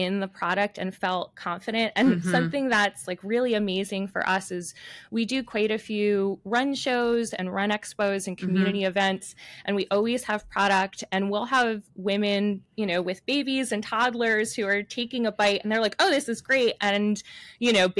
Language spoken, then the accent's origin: English; New York City, New York, United States; I grew up in New York City